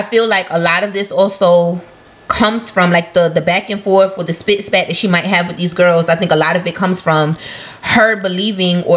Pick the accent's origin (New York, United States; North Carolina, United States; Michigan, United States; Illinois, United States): New York, United States; I'm a New Yorker as well, so I know that we can sound very aggressive without even meaning to necessarily be aggressive.